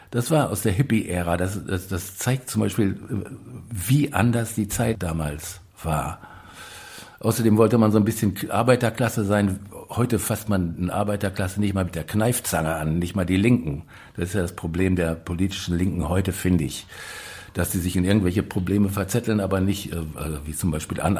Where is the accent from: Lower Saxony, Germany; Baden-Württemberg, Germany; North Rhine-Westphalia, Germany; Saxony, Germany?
North Rhine-Westphalia, Germany; Moers; Also in, in Mörs, da wo ich herkomme, das ist eine Kleinstadt am Niederrhein. Tangiert so ein bisschen Ruhrgebiet und ist so zwischen Ruhrgebiet und Holland sehr flaches Land.